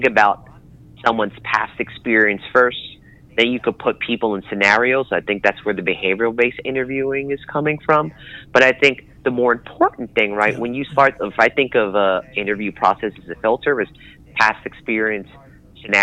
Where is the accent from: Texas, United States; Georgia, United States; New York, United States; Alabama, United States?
New York, United States; New York City; growing up in Brooklyn, being raised in Queens, and being the child of Philippine immigrants